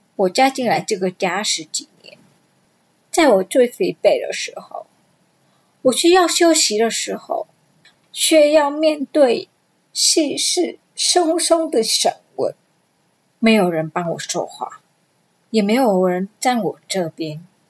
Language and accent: Chinese; Vietnam; Chinese is a second language; moved away as an adult; now in Taiwan; 二十一岁那一年，我从越南嫁来台湾